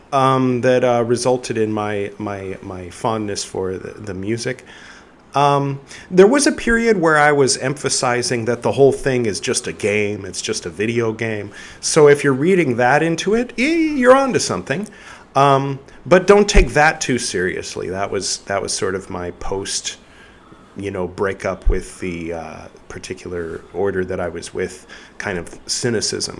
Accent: California, United States; moved away as an adult; now in India; I grew up in California

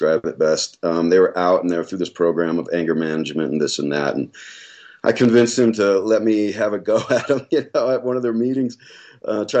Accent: Illinois, United States; also born or lived in Portland / Phoenix, Arizona / Boulder, Colorado; now in Flagstaff, United States; I'm from Illinois originally.

